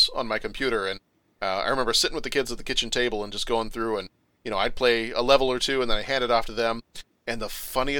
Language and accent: English; Mesquite, Texas, United States; growing up in Mesquite, Texas